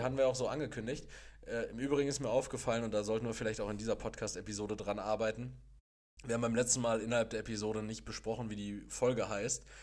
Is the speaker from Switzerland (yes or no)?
no; Castrop-Rauxel, North Rhine-Westphalia, Germany; now in Gelsenkirchen, Germany; ich komme ja aus, gebürtig aus Kastrop-Rauxel